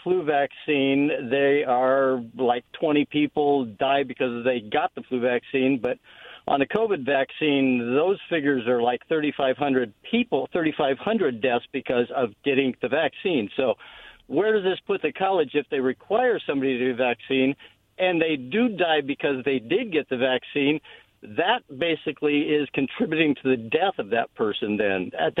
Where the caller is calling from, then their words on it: Pasco, Washington, United States; This is … from Pasco.